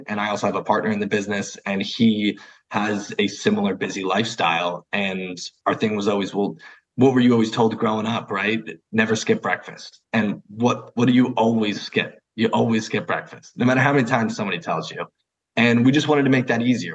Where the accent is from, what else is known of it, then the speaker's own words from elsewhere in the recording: New Jersey, United States; I'm from a small town in West Jersey, super quiet